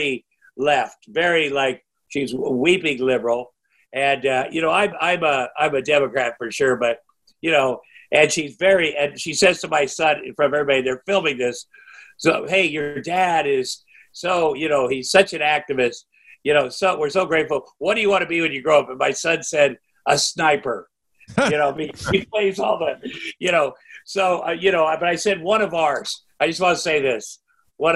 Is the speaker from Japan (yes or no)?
no; Iowa, United States; growing up in Iowa. I have 4 younger brothers. We grew up on a farm